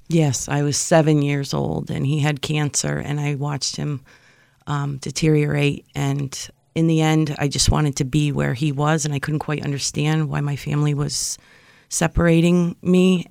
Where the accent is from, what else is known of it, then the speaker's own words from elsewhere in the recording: Springfield, United States; I grew up in Springfield